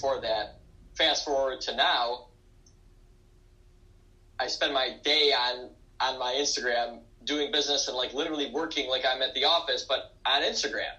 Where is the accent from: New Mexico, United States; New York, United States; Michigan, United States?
Michigan, United States; Detroit; I was born in 1992 in Detroit, Michigan.